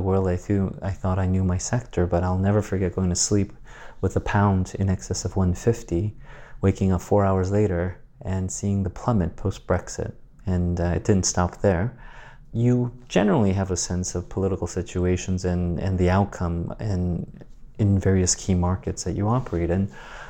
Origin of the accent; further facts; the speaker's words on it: Guam; born there; I was born in Guam, but quickly my grandmother in Asia started to raise me.